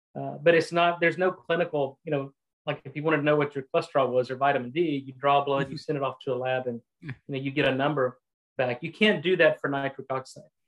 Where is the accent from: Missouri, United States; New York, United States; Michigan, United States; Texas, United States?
Texas, United States; also born or lived in Louisiana / Boston; I'm a Texan. I uh, was born and raised in Texas